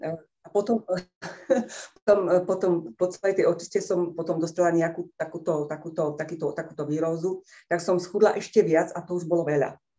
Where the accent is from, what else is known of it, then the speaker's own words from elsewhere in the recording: Liptov, Žilina Region, Slovakia; Som z Liptova